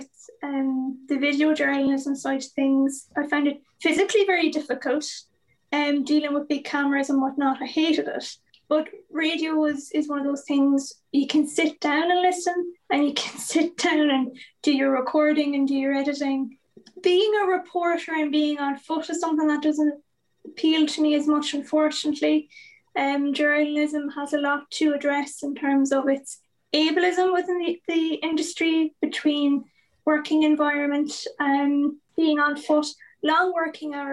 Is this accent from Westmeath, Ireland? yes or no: no; Achill, County Mayo, Ireland; I'm from Achill in Mayo